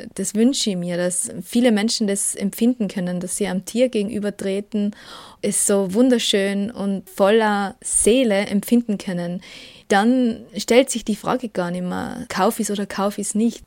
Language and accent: German; Tyrol, Austria; accent: Tyrolean; ich komme aus Österreich und produziere dort eine vegane Radiosendung und einen veganen Podcast. Genauer lebe ich in Tirol, man hört es auch